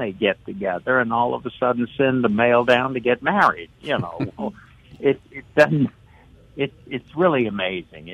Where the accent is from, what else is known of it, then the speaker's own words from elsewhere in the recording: New Orleans, Louisiana, United States; moved away as an adult; now in Covington, United States; I grew up in New Orleans